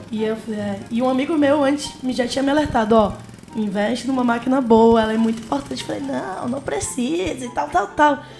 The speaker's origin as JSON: {"language": "Portuguese", "region": "Amazonas", "country": "Brazil", "said": "Fala, não, eu sou do Amazonas. Eles ficam, mas você fala, você fala chiado. Aí começa, não, no Amazonas a gente também chia."}